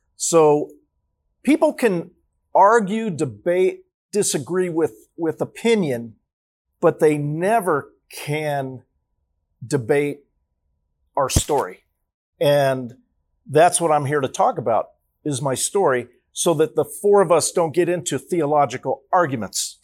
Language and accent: English; Los Angeles, California, United States; I was born in Los Angeles, California